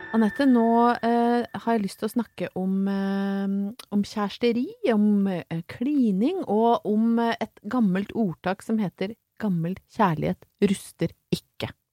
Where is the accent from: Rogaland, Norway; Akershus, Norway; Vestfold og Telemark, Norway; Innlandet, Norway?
Innlandet, Norway; Brøttum; jeg er fra Brøttum